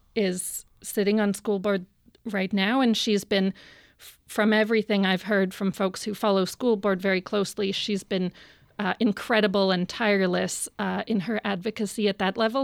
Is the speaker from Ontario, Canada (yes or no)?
no; Vancouver, British Columbia, Canada; I grew up in Vancouver